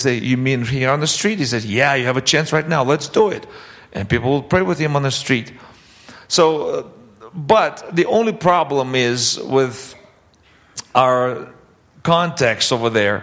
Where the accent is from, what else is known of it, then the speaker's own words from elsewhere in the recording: Russia; moved away; also born or lived in Canada; grew up in the Soviet Union, and then my family moved to Canada in 1989